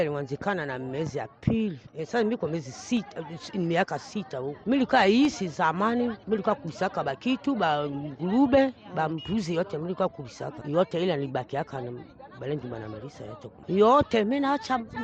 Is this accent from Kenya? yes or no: no; Mangala, Ituri, DR Congo; moved away as an adult; now in Bunia, Democratic Republic of the Congo; Mimi natoka kule kwa Mangala